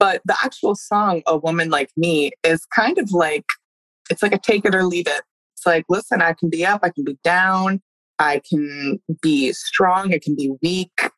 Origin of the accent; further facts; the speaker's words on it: Woodstock, New York, United States; I grew up in Woodstock, super liberal area.